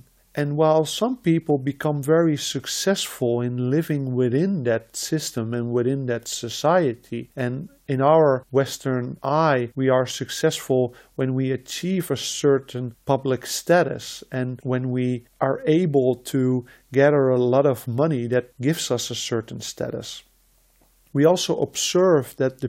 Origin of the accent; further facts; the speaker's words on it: Netherlands; first language Dutch; English is a second language; I was born and I grew up in the Netherlands.